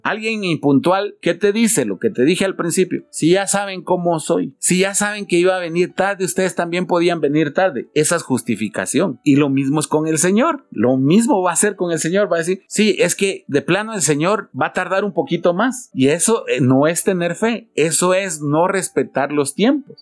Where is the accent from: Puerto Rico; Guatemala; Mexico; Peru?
Guatemala; ¿cómo somos los chapines?